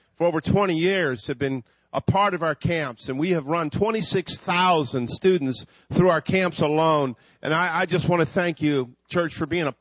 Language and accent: English; Hayward, California, United States; also born or lived in Virginia; We moved from Virginia to California. We landed in Hayward. I grew up in Hayward